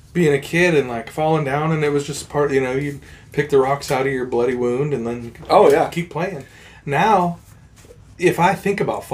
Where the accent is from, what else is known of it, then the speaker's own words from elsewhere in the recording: Montana, United States; I'm from Montana.